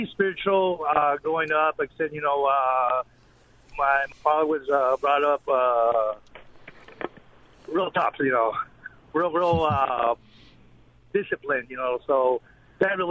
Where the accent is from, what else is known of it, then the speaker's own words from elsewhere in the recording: El Paso, Texas, United States; now in Santa Ana, United States; I'm originally from El Paso, Texas